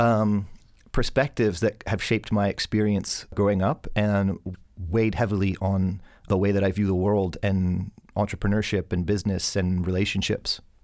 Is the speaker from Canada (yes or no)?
yes; Hamilton, Ontario, Canada; I was born in Hamilton, Ontario.